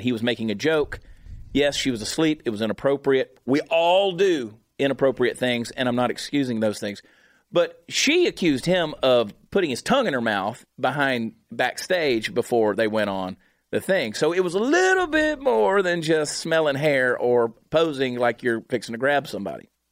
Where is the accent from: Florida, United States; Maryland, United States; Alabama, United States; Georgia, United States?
Georgia, United States; Augusta; moved away; my hometown of Augusta, Georgia.